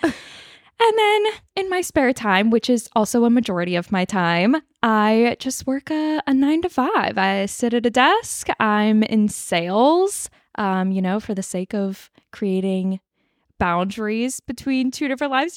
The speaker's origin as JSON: {"language": "English", "region": "Northern California", "country": "United States", "tie": "born or raised there", "said": "I am living in my hometown, back in my hometown, Northern California"}